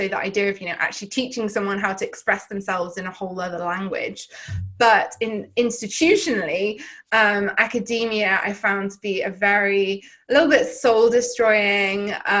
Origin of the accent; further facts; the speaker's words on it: Llandudno, Wales, United Kingdom; so I grew up in North Wales in the UK, in a rural seaside town, Llandudno, in case anyone's been up to North Wales.